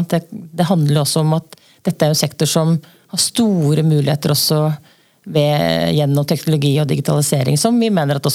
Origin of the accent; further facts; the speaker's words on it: along the Østfold Line, Norway; jeg vokste opp på Østfoldbanen